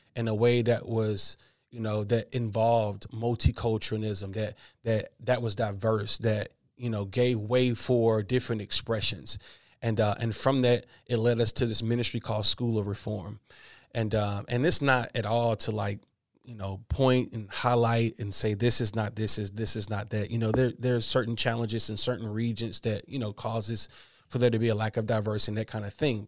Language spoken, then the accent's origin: English; Atlanta, Georgia, United States; I grew up in Atlanta, Georgia